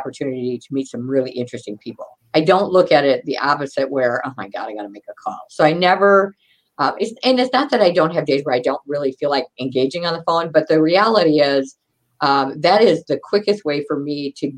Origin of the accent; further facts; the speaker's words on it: Wisconsin, United States; We're from Wisconsin